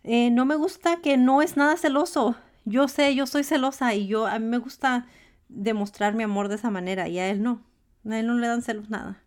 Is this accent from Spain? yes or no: no; Los Angeles, California, United States; moved away as an adult; now in Washington, United States; Yo soy mexicana de madre y padre mexicanos. Mi papá y mi mamá solo hablaban español en casa. Yo crecí en Los Ángeles, California y me mudé